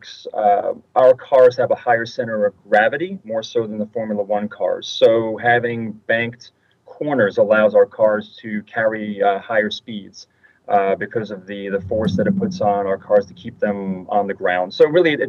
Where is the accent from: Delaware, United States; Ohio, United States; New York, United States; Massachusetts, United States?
New York, United States; I'm originally from New York